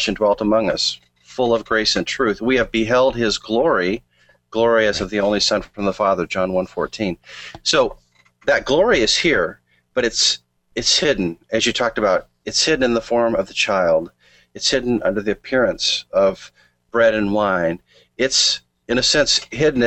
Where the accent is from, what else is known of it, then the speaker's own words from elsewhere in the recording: Montana, United States; moved away; I'm from Montana. I miss the snow